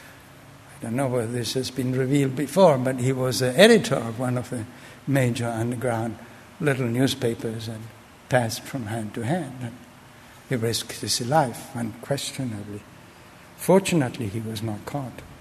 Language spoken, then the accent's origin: English; Argentina; moved away; I grew up in Argentina under a dictatorship